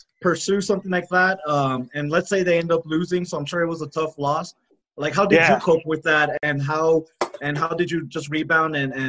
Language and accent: English; El Paso, Texas, United States; I'm from El Paso.